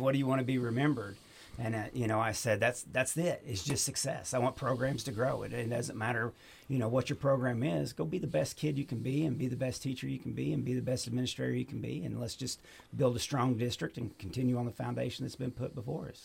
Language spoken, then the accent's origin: English; Pryor, Oklahoma, United States; moved away as an adult; also born or lived in Missouri; now in Clinton, United States; I'm originally from Oklahoma. I graduated from Pryor, Oklahoma